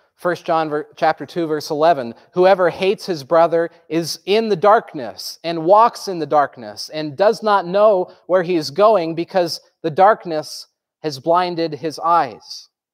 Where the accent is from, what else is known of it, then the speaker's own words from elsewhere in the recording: Groton, Vermont, United States; I grew up in Groton, Vermont, which is in the southern tip